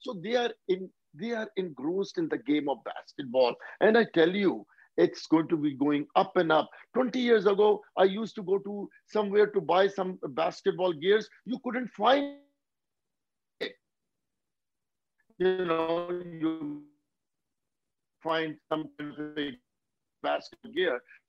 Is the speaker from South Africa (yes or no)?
no; India; now in United States; After I came here from India, you know, first 10 years, I just worked for 100 hours a week